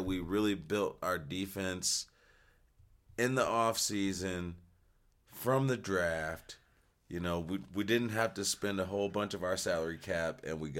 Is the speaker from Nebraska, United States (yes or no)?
no; Buffalo, New York, United States; Born and raised in Buffalo, New York.